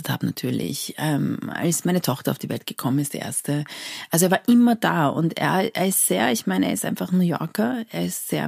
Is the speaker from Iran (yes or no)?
yes; Iran; neulich hat mich jemand gefragt, wo ich herkomme und ich habe gesagt, ich komme aus Persien.